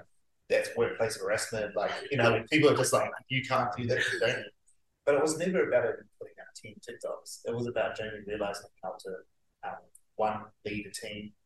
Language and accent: English; Auckland, New Zealand; moved away as an adult; I come from South Auckland. I grew up poor